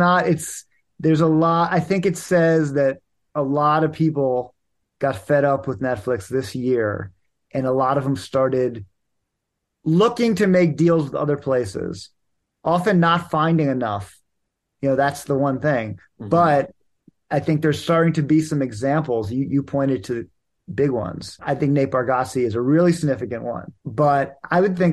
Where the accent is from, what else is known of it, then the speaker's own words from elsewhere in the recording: Washington, District of Columbia, United States; my hometown of Washington, D.C.